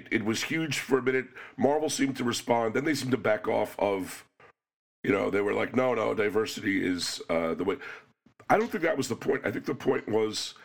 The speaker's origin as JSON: {"language": "English", "region": "New York", "country": "United States", "said": "As a New Yorker"}